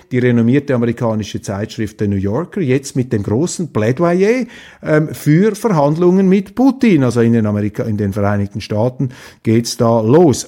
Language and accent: German; Switzerland; ich Ihnen als Schweizer